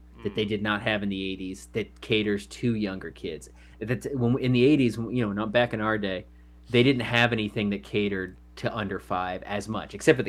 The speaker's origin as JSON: {"language": "English", "area": "Orange County", "region": "California", "country": "United States", "tie": "born or raised there", "also_born_or_lived": "Los Angeles", "said": "I grew up in Orange County, and then living in Los Angeles for 20 some odd years."}